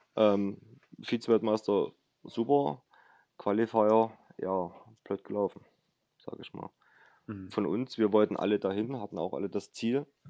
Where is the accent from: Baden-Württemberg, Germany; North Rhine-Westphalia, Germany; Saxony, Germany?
Saxony, Germany; Chemnitz; now in Dresden, Germany; ich komme aus der Nähe von Chemnitz